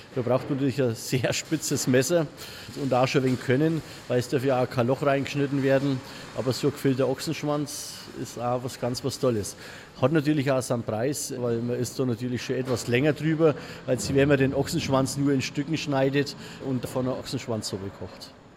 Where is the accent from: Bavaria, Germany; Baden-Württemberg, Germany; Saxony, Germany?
Bavaria, Germany; Franconia; bei uns in Franken